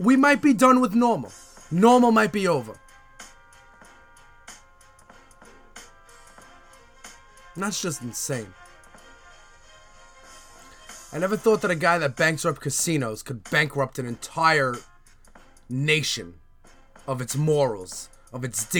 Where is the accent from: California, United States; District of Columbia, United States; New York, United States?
New York, United States; New York City; now in Staten Island, United States; I'm proud to be from Canarsie. That's where I grew up.